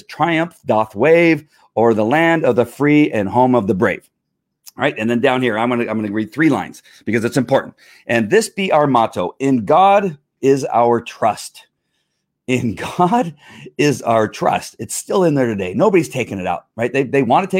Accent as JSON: {"language": "English", "country": "United States", "said": "as an American"}